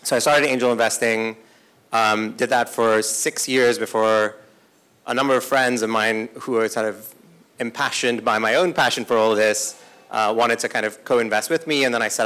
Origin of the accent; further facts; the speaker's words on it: Kenya; I grew up in Kenya